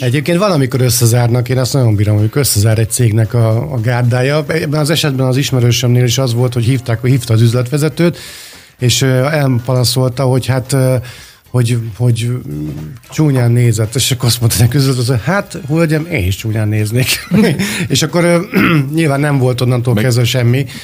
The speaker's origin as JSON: {"language": "Hungarian", "region": "Budapest", "country": "Hungary", "tie": "born or raised there", "said": "Békás megyeren, ahol felnőttem"}